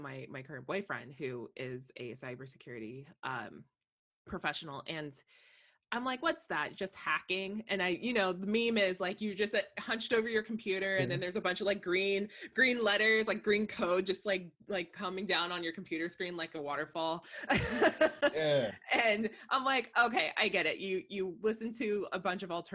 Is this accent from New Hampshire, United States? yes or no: no; Monterey, California, United States; I grew up in Monterey